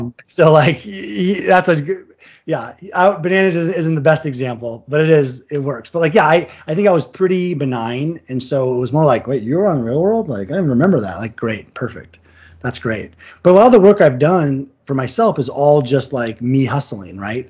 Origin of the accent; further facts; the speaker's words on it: Vashon, Washington, United States; now in Los Angeles, United States; my hometown of Vashon